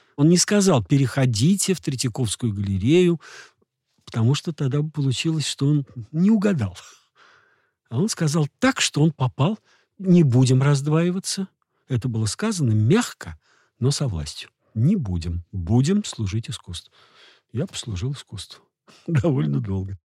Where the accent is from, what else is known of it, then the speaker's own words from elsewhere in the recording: Moscow, Russia; я из Москвы